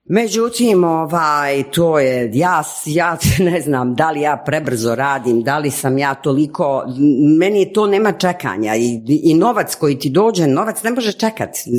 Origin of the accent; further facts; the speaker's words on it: Sarajevo, Federation of Bosnia and Herzegovina, Bosnia & Herzegovina; moved away; also born or lived in Geneva, Switzerland / Zagreb, Croatia; ja kao Sarajka naravno odim prvo u Sarajevo